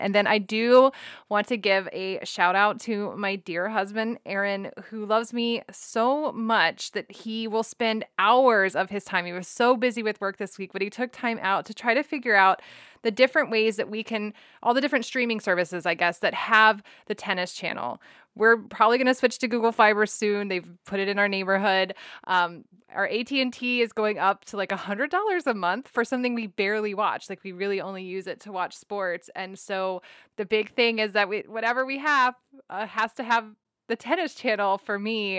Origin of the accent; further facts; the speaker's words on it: Texas, United States; As a Texan